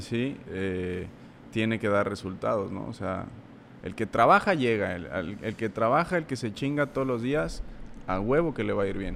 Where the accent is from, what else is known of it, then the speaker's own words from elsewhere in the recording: Puebla, Mexico; entré a la prepa tech eh, de allá de Puebla, soy de Puebla